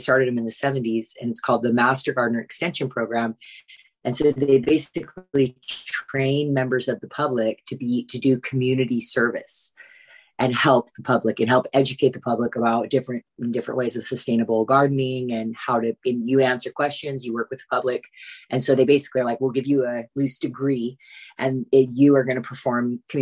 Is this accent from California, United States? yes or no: yes; California, United States; moved away; I grew up in California